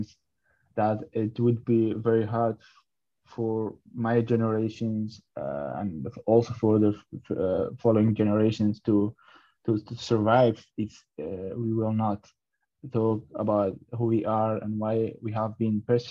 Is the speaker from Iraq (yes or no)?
yes; Iraq; now in Netherlands; I was born and raised up in Iraq. In 2012, we came to the Netherlands as refugees.